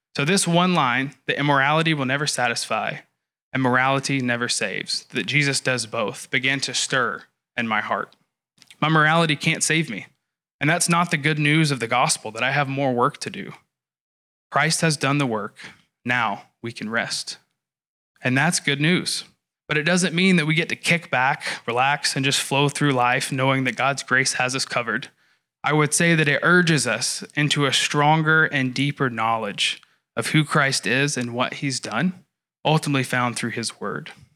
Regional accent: the South, United States; I grew up in the South in a church culture that was heavily emotionally driven.

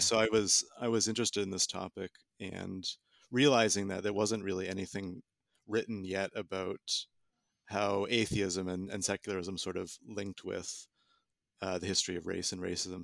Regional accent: Southern Ontario, Canada; moved away; I'm from Canada originally, from Southern Ontario in particular

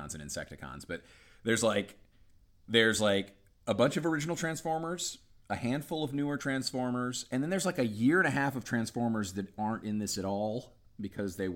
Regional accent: Charleston, South Carolina, United States; I grew up in Charleston

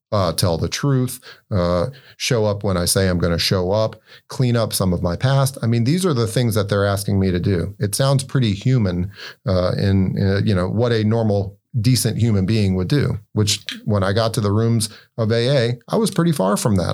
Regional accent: Winston-Salem, North Carolina, United States; moved away as an adult; now in Maine, United States; I'm originally from North Carolina, uh, born, bred down in, uh, Winston-Salem, North Carolina.

